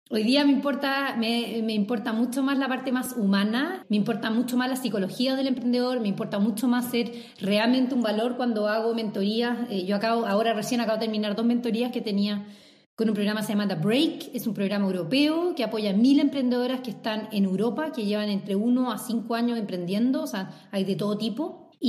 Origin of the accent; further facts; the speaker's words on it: Chile; yo nací en Chile, y por eso siempre digo yo soy chilena, porque mi lugar de nacimiento es Chile.